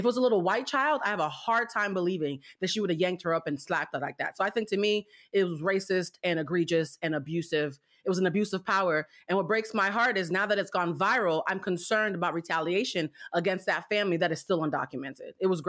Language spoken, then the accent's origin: English; Haiti; also born or lived in Cuba; I'm from Haiti and Cuba.